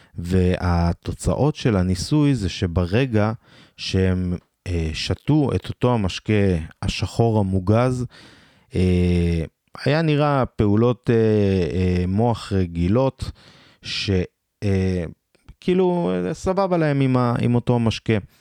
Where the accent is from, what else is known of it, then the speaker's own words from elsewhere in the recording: Beersheba, Southern District, Israel; אני מבאר שבע במקור